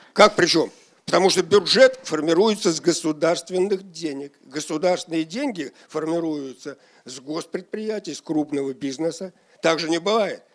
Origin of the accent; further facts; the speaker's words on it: Shakhovskoy District, Moscow Oblast, Russia; Шаховской район головой. Вот откуда я родом и где я был.